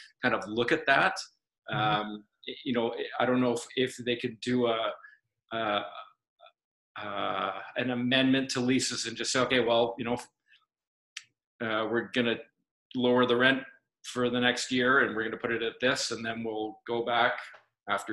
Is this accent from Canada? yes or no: yes; Vancouver, British Columbia, Canada; also born or lived in United Kingdom; I was born and raised here, but I spent a lot of time in the UK.